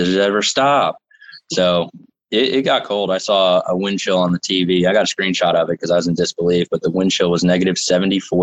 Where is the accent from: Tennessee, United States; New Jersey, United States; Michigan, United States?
New Jersey, United States; moved away as an adult; also born or lived in North Dakota / Phoenix / Philadelphia; now in Knoxville, United States; I grew up in New Jersey